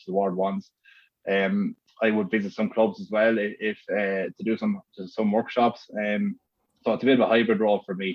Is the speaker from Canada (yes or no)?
no; Oulart, Leinster, Ireland; I'm from Oulart